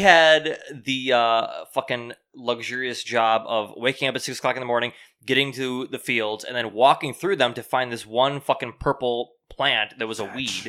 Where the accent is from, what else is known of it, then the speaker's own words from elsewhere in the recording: Clarence, New York, United States; I'm just fucking from Clarence, you know?